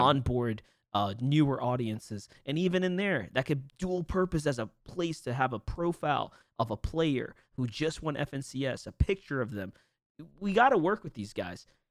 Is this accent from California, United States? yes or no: no; New York, United States; I'm from New York